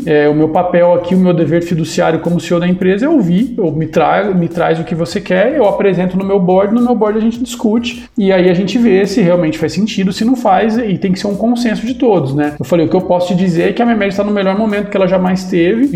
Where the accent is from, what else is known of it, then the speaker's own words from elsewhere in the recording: Avaré, São Paulo, Brazil; sou do interior de São Paulo, sou de Avaré